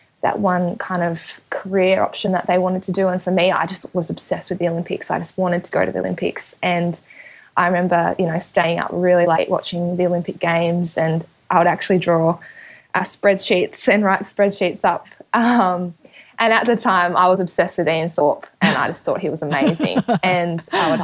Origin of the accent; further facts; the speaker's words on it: Perth, Tasmania, Australia; moved away as an adult; now in Adelaide, Australia; I am from Perth, Tasmania. So there's a small country town, probably about 15 minutes out of Launceston.